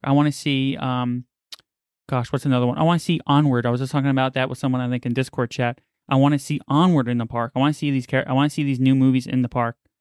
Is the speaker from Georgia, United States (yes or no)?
no; New York City, New York, United States; now in Florida, United States; I grew up in New York, right by Coney Island